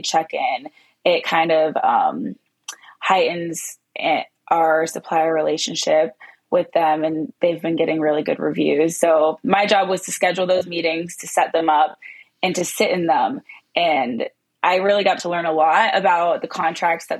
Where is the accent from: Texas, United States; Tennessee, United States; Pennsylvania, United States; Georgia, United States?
Pennsylvania, United States; Pittsburgh; moved away as an adult; also born or lived in East Lansing, Michigan; I am from Pittsburgh, Pennsylvania